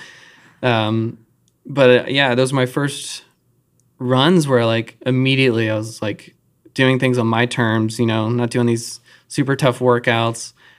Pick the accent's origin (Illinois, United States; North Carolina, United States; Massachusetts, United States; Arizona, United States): North Carolina, United States; Charlotte; I grew up in Charlotte